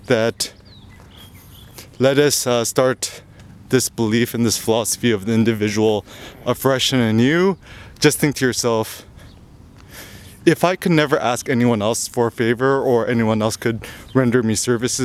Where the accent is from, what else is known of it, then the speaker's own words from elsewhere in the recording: United States; growing up in America